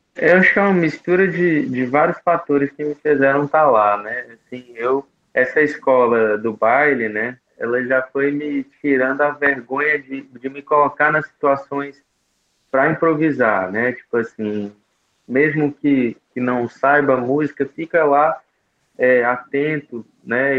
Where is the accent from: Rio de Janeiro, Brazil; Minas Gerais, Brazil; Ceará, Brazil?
Ceará, Brazil; Bela Cruz; now in Jericoacoara, Brazil; eu nasci em Bela Cruz, essa cidadezinha de pouco mais de 30 mil habitantes no interior do Ceará